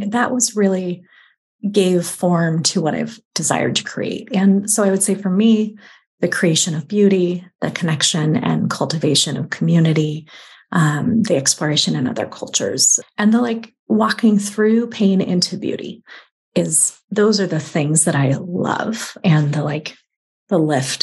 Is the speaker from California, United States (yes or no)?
yes; California, United States; now in Eastern United States; being a Californian, moving to the East